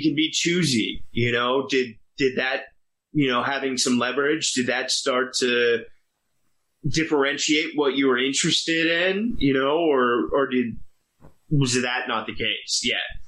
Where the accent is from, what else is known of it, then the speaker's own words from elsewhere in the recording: Virginia, United States; I grew up in Virginia